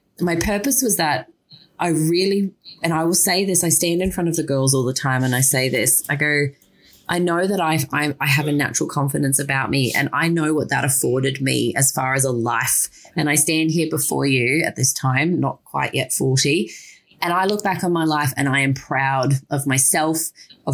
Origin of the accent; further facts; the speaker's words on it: Yeppoon, Queensland, Australia; I grew up in small town Yeppoon, which is in central Queensland